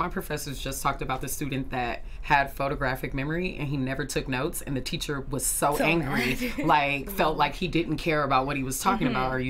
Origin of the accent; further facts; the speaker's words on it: Compton, California, United States; I'm from Compton.